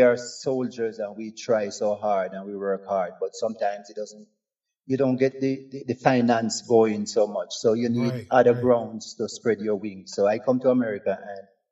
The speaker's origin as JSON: {"language": "English", "region": "Westmoreland", "country": "Jamaica", "tie": "born or raised there", "also_born_or_lived": "New Mexico, United States", "moved": "yes", "lives_now": "Santa Fe, United States", "said": "I was born up in the hills of Darlington in Westmoreland, New Works"}